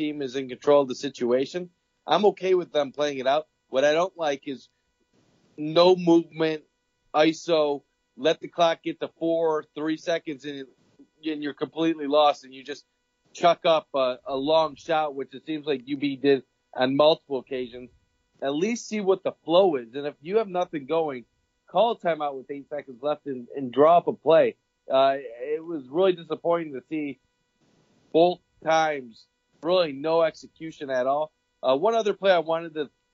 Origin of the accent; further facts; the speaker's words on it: Buffalo, New York, United States; also born or lived in Athens, Ohio; I went to Ohio University, but I grew up in Buffalo